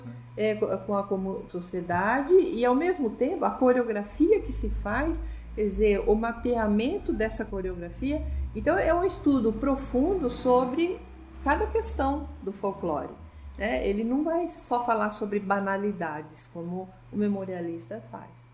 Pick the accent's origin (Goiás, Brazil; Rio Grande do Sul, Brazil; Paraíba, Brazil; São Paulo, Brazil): São Paulo, Brazil; Vinhedo; moved away as an adult; also born or lived in Valinhos / Campinas / Corumbá; now in Campo Grande, Brazil; Lá eu nasci, mas me criei em Vinhedo, que é uma cidade próxima, e depois fui residir em Campinas.